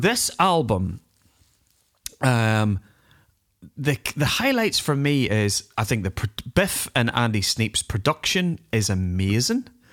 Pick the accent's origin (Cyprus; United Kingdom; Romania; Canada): United Kingdom; Northern Ireland; accent: Northern Ireland; I put on my Northern Ireland accent a bit